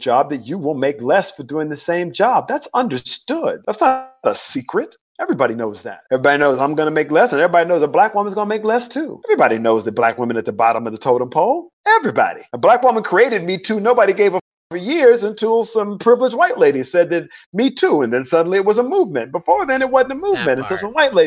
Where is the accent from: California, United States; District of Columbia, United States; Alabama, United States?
Alabama, United States; Mobile; now in North Carolina, United States; I was born in Mobile, Alabama. I grew up in the Deep South.